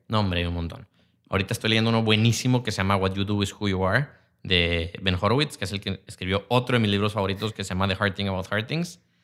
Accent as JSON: {"language": "Spanish", "country": "Mexico", "said": "como mexicanos tenemos algo que por una parte somos una raza sumamente creativa"}